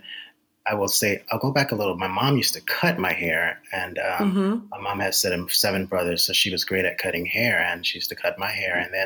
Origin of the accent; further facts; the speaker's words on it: Baltimore, Maryland, United States; I grew up in Baltimore, Maryland.